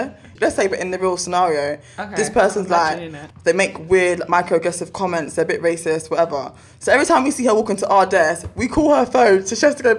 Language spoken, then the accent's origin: English; Shirley, England, United Kingdom; I'm from Shirley. Sorry.